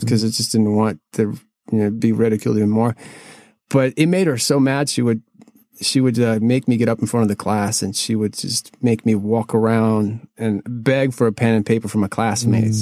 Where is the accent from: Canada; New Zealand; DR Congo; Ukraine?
Ukraine; Kyiv; now in United States; I am originally from Kiev, Ukraine